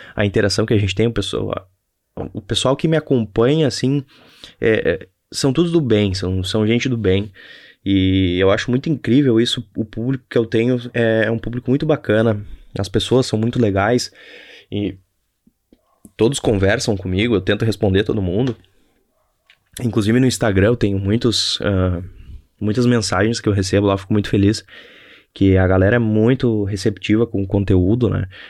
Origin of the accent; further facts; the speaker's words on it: Novo Hamburgo, Rio Grande do Sul, Brazil; E eu sou de Novo Hamburgo, aqui no Rio Grande do Sul.